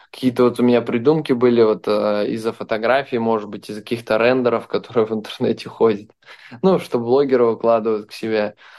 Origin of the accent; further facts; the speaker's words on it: Belarus; now in Dubai, United Arab Emirates; Я сам из Беларуси